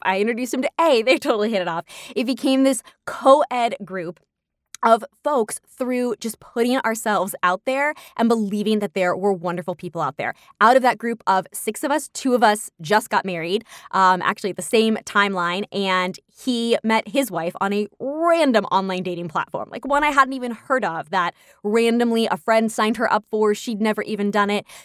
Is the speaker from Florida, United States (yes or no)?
no; New York, United States; my hometown of New York